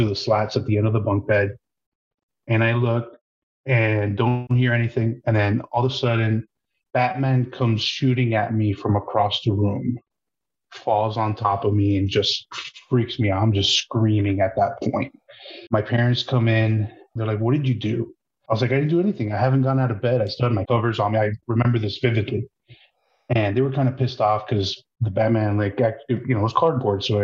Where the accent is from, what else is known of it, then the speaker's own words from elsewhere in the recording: Miami Lakes, Florida, United States; I grew up in Miami Lakes area down south, South Florida.